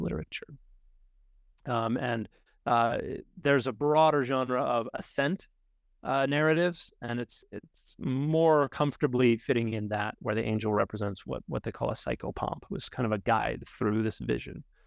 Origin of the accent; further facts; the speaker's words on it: United States; as particularly American Christians